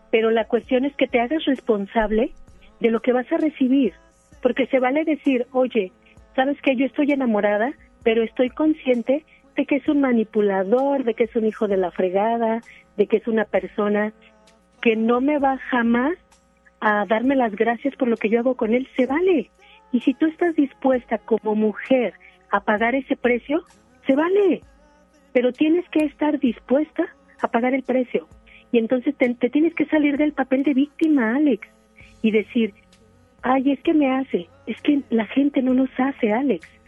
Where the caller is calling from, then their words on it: Apodaca, Nuevo León, Mexico; Estoy hablando desde Apodaca.